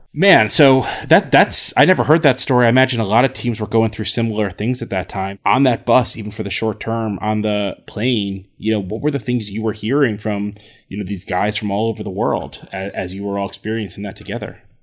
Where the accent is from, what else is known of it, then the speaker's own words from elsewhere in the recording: New Jersey, United States; also born or lived in Michigan; I'm from New Jersey